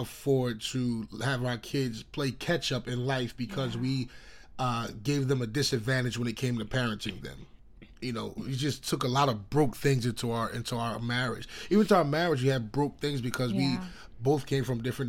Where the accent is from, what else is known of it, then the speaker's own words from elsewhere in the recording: East Orange, New Jersey, United States; I was raised in East Orange, New Jersey